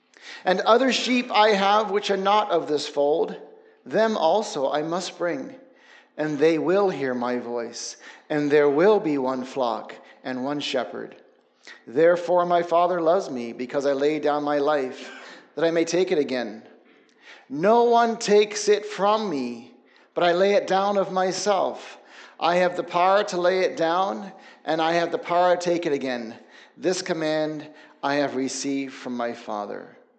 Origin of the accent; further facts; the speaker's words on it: Papua New Guinea; moved away as an adult; also born or lived in Australia / England; I'm from England. My family's British. I was born in Australia. I grew up in Papua New Guinea till I was 18 years old. And then I went to Bible school in the States.